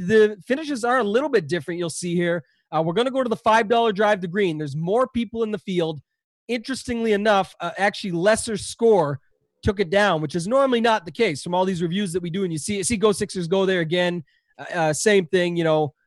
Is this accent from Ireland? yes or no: no; Canada; I'm Canadian